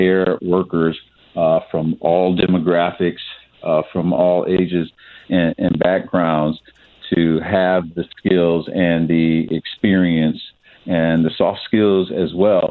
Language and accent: English; Ohio, United States; now in St. Louis, United States; my home state of Ohio